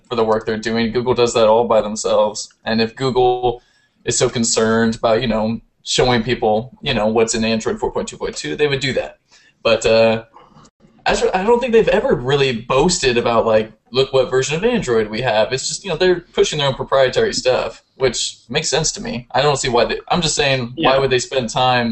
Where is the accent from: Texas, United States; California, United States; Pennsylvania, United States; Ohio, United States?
California, United States; Bay Area; moved away; I'm like from the Bay Area and I had to deal with that stuff so much down there.